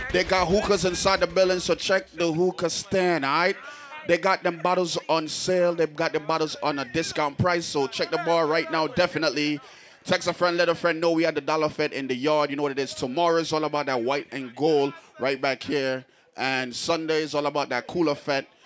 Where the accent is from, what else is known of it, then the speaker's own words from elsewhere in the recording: New Jersey, United States; I'm from Jersey, that's why we say it.